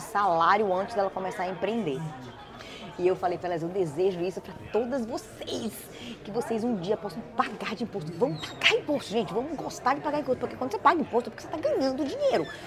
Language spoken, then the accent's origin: Portuguese; Brazil; now in United States; a gente tem, como brasileiro